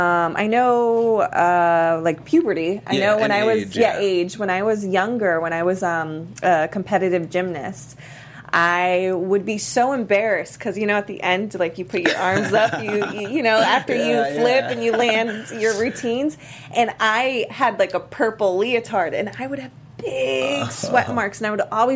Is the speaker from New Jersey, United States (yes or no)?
no; Miami, Florida, United States; I'm from Miami.